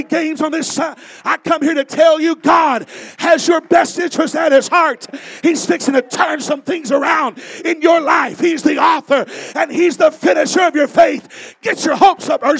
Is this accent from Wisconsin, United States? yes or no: no; Palm Bay, Florida, United States; I grew up in Palm Bay, Florida, the Myers' church, as a matter of fact.